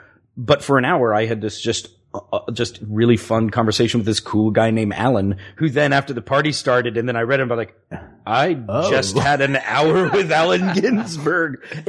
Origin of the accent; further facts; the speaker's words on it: Virginia, United States; moved away as an adult; I'm 18. I'm just from Virginia.